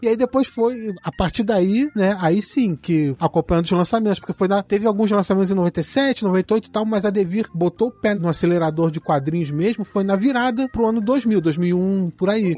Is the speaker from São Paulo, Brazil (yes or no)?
no; Petrópolis, Rio de Janeiro, Brazil; Eu sou de Petrópolis, interior do Rio